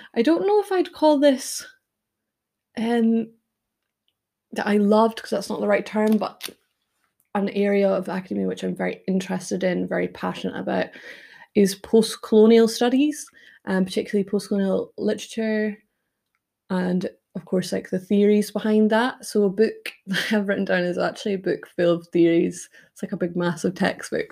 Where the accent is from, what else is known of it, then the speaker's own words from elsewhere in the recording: United Kingdom; also born or lived in Toronto, Canada; as a British person